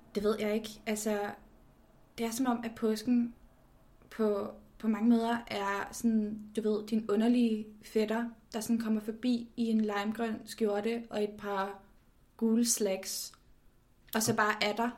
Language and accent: Danish; Copenhagen, Capital Region of Denmark, Denmark; jeg er født og opvokset i København